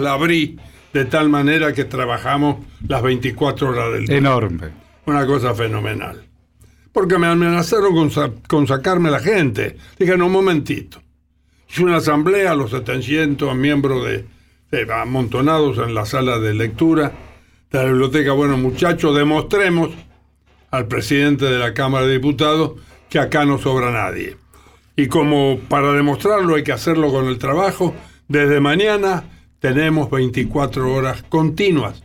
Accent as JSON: {"language": "Spanish", "area": "Santos Lugares?, Tres de Febrero Partido", "region": "Buenos Aires Province", "country": "Argentina", "tie": "born or raised there", "said": "yo vivía vivo en Seis Peña, partido de 3 de febrero, soy bonaerense, me enorgullezco"}